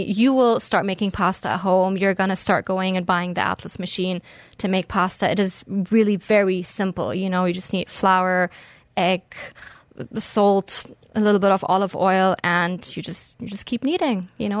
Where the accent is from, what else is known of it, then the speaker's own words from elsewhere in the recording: Berlin, Germany; moved away as an adult; also born or lived in Beirut, Lebanon; now in Dubai, United Arab Emirates; So I'm originally German-Lebanese. I grew up between Berlin and Beirut and moved out here in 2010.